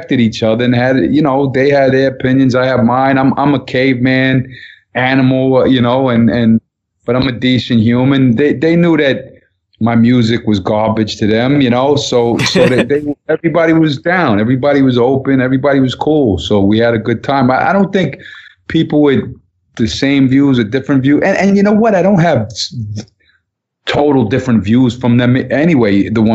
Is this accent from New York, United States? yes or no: yes; Long Island, New York, United States; Kids I grew up with in Long Island